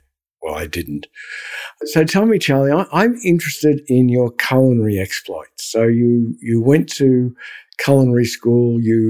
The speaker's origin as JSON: {"language": "English", "country": "Australia", "said": "I'm Australian, totally."}